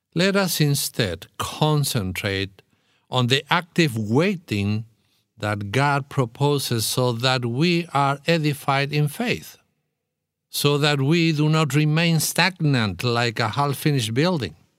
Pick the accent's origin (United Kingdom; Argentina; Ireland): Argentina; moved away as an adult; I spent forty years in my country. So I was born, raised, educated, and trained as a pastor.